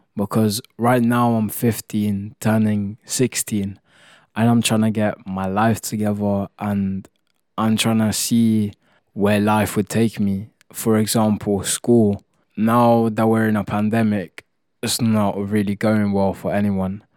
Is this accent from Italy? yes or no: yes; Italy; moved away; I come from Italy and that's what we do, we just like to cook